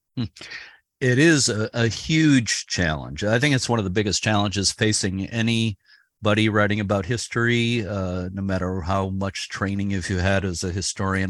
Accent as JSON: {"language": "English", "town": "Lynn", "region": "Massachusetts", "country": "United States", "tie": "born or raised there", "said": "I grew up in Lynn, Massachusetts, just north of Boston on the North Shore"}